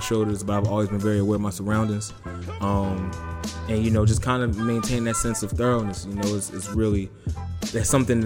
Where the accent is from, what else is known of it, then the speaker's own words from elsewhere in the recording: Philadelphia, Pennsylvania, United States; I'm originally from Southwest